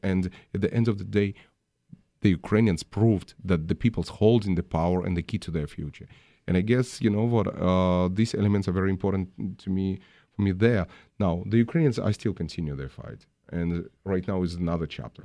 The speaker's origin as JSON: {"language": "English", "country": "Russia", "tie": "born or raised there", "moved": "yes", "lives_now": "United States", "said": "I was born in Russia."}